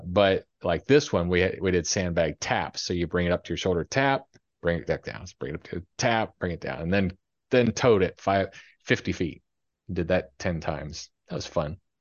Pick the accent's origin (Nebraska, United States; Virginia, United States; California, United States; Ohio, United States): Ohio, United States; moved away; I grew up in Ohio